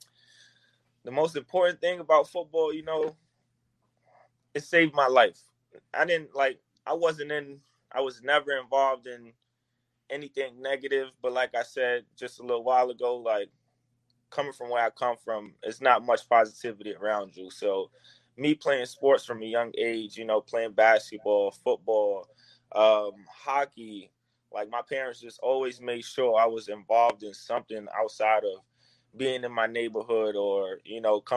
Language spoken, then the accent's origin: English; New York City, New York, United States; I'm from the Bronx, New York, coming from the South Bronx